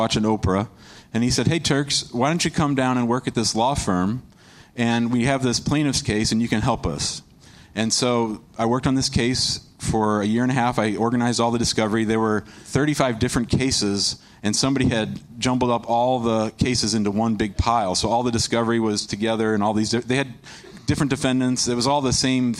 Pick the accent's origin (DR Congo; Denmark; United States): United States; St. Louis, Missouri; I grew up in St. Louis